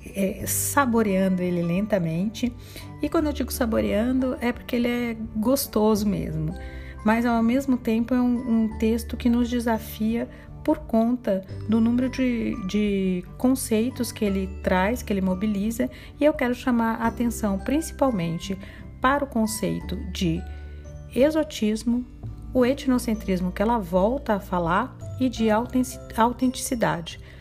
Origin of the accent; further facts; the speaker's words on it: Brazil; nós, brasileiros